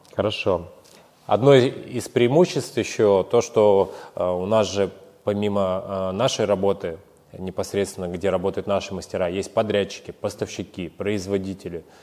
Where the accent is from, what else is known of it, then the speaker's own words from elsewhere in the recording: Siberia, Russia; moved away; мы из Сибири